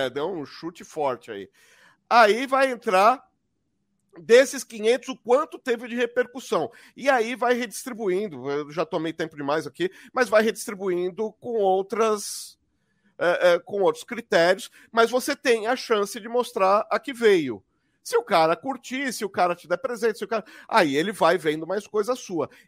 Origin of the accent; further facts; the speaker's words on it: Barbacena, Minas Gerais, Brazil; que nem quando eu fiz faculdade, que nem quando eu era criança pequena lá em Barbacena.